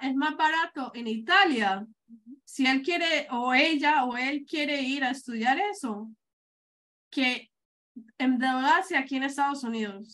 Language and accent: Spanish; Medellín, Antioquia, Colombia; moved away; yo soy colombiana, que yo soy de Medellín